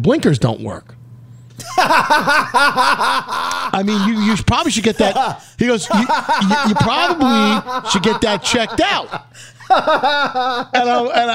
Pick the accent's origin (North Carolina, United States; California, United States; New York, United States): New York, United States; oh, we're from New York